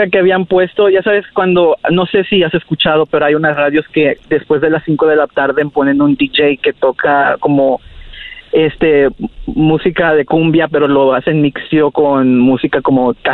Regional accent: Rio Grande Valley, Texas, United States; Yo soy de, del Valle del Río Grande.

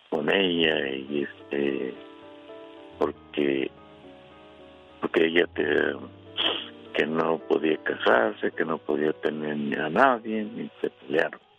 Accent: Michoacán, Mexico; now in Arizona, United States; Yo soy de Michoacán, México.

